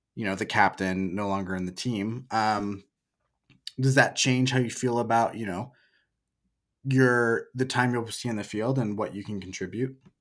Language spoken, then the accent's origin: English; Oregon, United States; moved away as an adult; also born or lived in Portland, Oregon; now in Salt Lake City, United States; I'm from Oregon. I lived in Portland before moving to Salt Lake